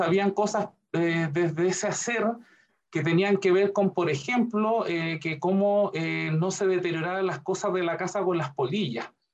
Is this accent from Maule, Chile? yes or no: yes; Curicó, Maule, Chile; Yo me fui nacido y criado en Curicó, mi ciudad natal